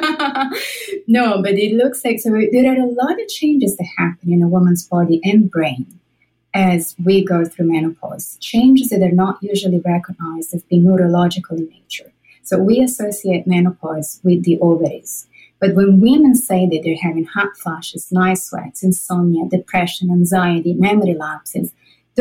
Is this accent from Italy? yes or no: yes; Italy; moved away; I'm Italian. I'm from Italy.